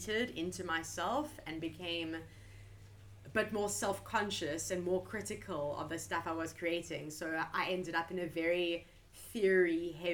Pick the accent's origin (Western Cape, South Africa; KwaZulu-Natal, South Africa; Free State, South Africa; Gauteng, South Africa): Western Cape, South Africa; Cape Town; moved away as an adult; now in South Korea; I'm from Cape Town, South Africa.